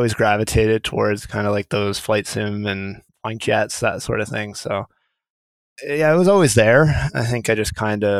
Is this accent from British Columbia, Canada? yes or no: no; Thunder Bay, Ontario, Canada; moved away; When I was a young kid, I grew up in Thunder Bay